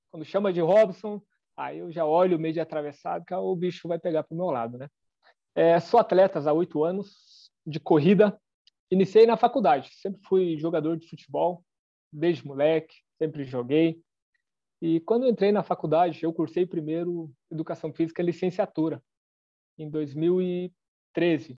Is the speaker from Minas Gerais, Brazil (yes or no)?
no; São João, Paraná, Brazil; moved away as an adult; now in Francisco Beltrão, Brazil; Hoje eu estou morando em Francisco Beltrão, aqui no sudoeste do Paraná mas eu nasci em São João, é tudo no Sudoeste